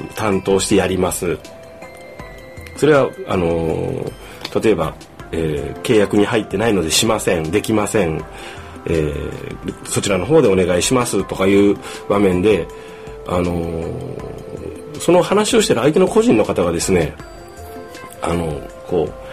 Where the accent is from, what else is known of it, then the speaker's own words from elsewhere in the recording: Kumamoto, Japan; moved away as an adult; 地元の熊本を離れてですね、もう一年